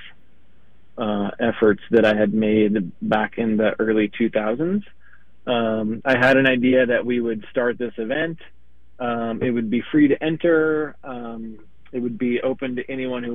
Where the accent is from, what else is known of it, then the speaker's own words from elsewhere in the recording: United States; now in Minneapolis, United States; I'm from Wisconsin, Minnesota. I currently live in Minneapolis, Minnesota